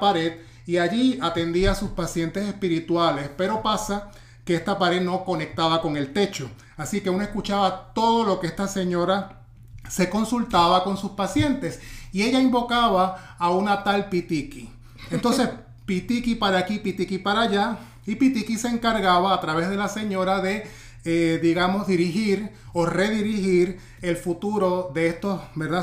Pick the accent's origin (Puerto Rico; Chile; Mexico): Puerto Rico; Ponce; en mi pueblo, en Ponce